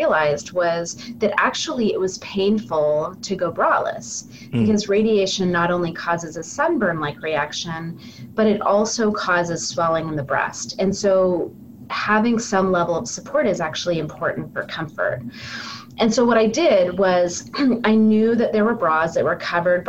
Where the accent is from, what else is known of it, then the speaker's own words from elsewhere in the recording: California, United States; moved away as an adult; also born or lived in North Carolina; now in Portland, United States; I am from California originally